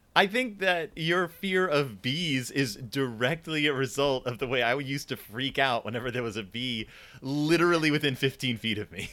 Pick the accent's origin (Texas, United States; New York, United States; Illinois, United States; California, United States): Texas, United States; Houston; I am from Houston, Texas